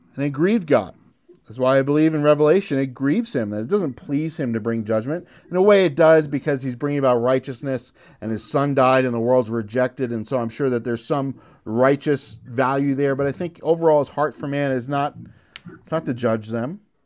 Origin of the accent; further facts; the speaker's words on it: United States; As American